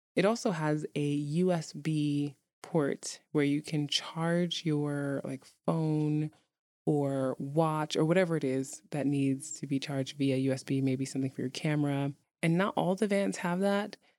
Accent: New York City, New York, United States; now in Iceland; I grew up in New York City

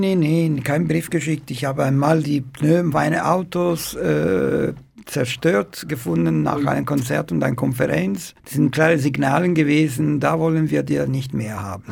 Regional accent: Palermo, Sicily, Italy; German is a second language; moved away as an adult; in Palermo. Ich bin aufgewachsen im Zentrum der Stadt mit meiner Familie

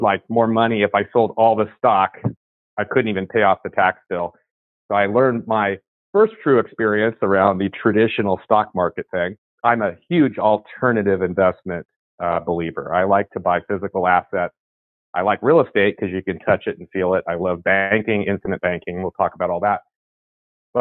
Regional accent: San Francisco Bay Area, California, United States; I'm from the San Francisco, California Bay Area, right in the heart of, grew up in the Silicon Valley explosion

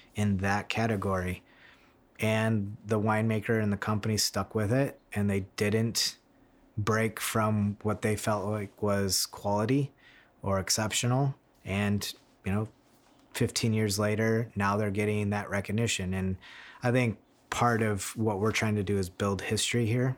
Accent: Michigan, United States; moved away as an adult; now in Sonoma, United States; growing up in Michigan

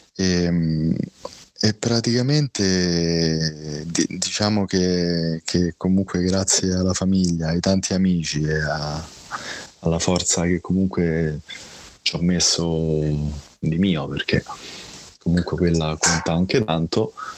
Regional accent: Rome, Lazio, Italy; io sono di Roma, sono nato a Roma, ho 41 anni

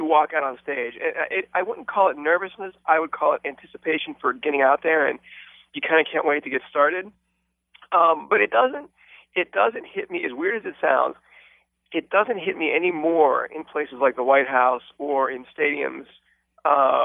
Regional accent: Pittsburgh, Pennsylvania, United States; I started to do shows around my hometown from Pittsburgh

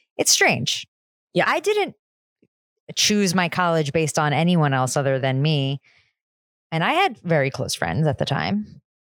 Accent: New Jersey, United States; I am from New Jersey

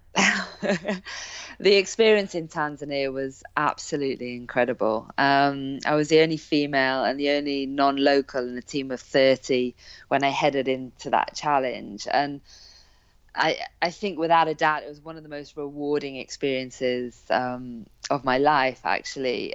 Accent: Hale Barns, North West England, United Kingdom; born or raised there; also born or lived in South Africa

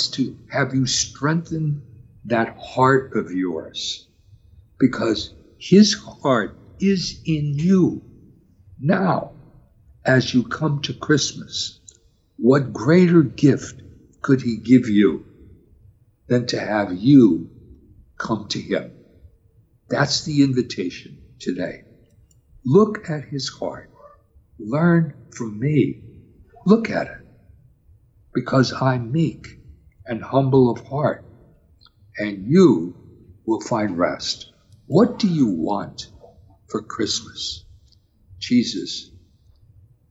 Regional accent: Wilkes-Barre, Pennsylvania, United States; as a boy growing up in Wilkes-Barre

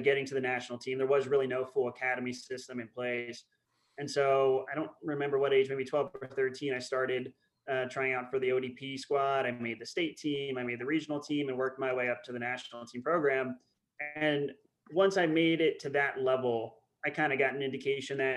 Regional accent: Upper Dublin, Pennsylvania, United States; moved away as an adult; also born or lived in Germany / Colorado; I grew up in Upper Dublin, as you said. Kind of lived there most of my childhood

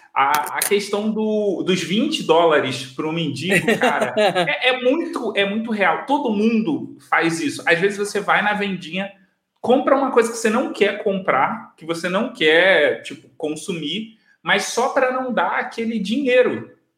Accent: Rio de Janeiro, Brazil; eu sou de Bangu, e tem a fábrica Bangu

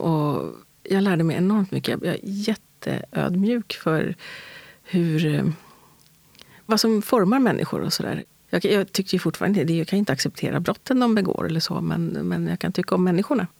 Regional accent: Stockholm, Stockholm County, Sweden; Jag är född och uppvuxen här i Stockholm, i västra förorterna, i Hässelby, Tensta

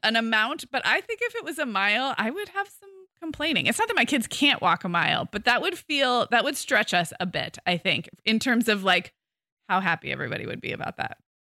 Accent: California, United States; as a Californian

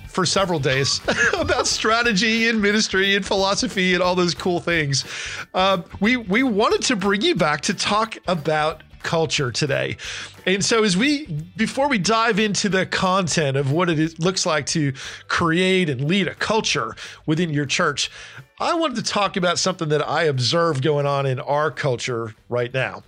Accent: Northeast US, United States; also born or lived in California / Florida; now in Nashville, United States; I grew up in the Northeast, in Pennsylvania, New Jersey

